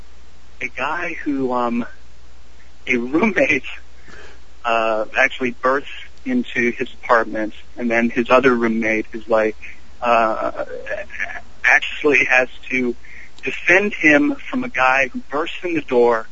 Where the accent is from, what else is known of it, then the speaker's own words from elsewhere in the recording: Columbus, Ohio, United States; I'm actually from Columbus, Ohio